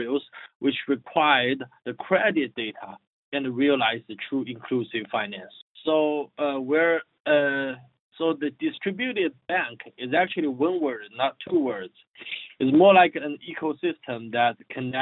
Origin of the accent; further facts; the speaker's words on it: China; moved away as an adult; I dropped my PhD study at the third year, and I returned my home country as a serial entrepreneur. So the area I was working in is in fintech. Yeah, at that time it was called the internet finance or something. So like my company was doing providing the software as a services for all those micro lending platforms in China